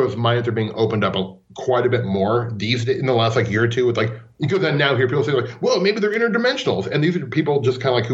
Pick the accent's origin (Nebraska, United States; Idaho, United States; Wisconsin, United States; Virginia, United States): Nebraska, United States; Omaha; I'm from Omaha, Nebraska, and Ashland is, like, 25 miles away.